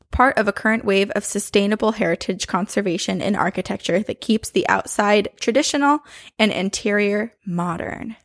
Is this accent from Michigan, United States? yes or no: no; Boston, Massachusetts, United States; I'm from Boston